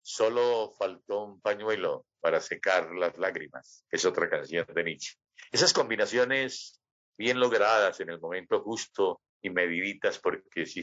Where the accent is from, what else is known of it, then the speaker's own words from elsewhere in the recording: Antioquia, Colombia; yo soy antioqueño